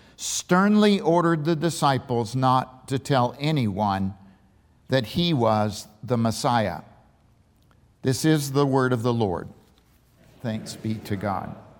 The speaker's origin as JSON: {"language": "English", "town": "Waynesboro", "region": "Virginia", "country": "United States", "tie": "born or raised there", "also_born_or_lived": "Richmond", "said": "born in Waynesboro at the western base of the 2,400 foot Afton Mountain"}